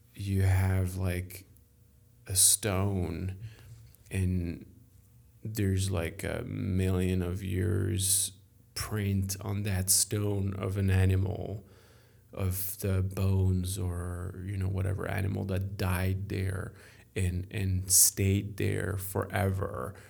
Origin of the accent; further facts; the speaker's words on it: France; accent: French; English is a second language; I am French. Sorry for my accent